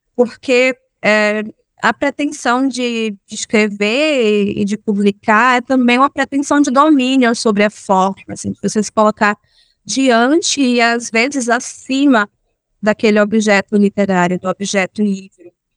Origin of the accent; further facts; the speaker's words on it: Amélia Rodrigues, Bahia, Brazil; also born or lived in Salvador, Bahia; eu cresci em Amélia Rodrigues